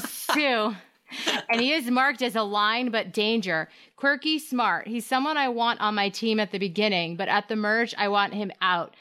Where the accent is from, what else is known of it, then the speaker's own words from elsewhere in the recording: Hampton Falls, New Hampshire, United States; I was in Hampton Falls, my hometown